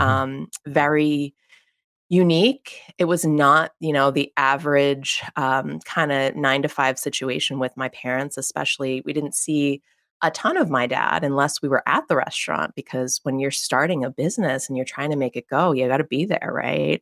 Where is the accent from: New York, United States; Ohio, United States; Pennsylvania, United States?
Pennsylvania, United States; McKees Rocks; I'm from a very small suburb in, uh, Pittsburgh, Pennsylvania. It's called McKees Rocks, P